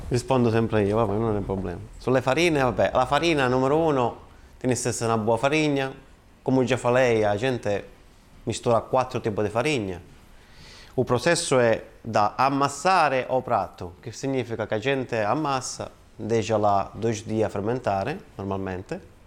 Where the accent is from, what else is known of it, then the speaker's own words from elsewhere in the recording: Calabria, Italy; Portuguese is a second language; moved away as an adult; also born or lived in Milan / Australia; now in Portugal; eu sou da Calabria.